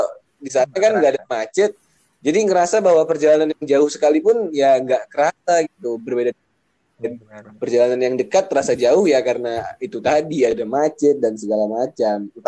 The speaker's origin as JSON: {"language": "Indonesian", "town": "Medan", "region": "North Sumatra", "country": "Indonesia", "tie": "born or raised there", "said": "aku lahir di Medan, besar di Medan. Intinya sampai tamat SMA aku di Medan gitu."}